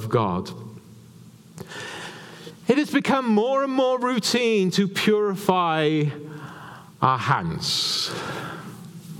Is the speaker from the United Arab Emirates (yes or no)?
no; Wales, United Kingdom; moved away; as a Welshman, you apply it to being in Wales and being in the homeland of Wales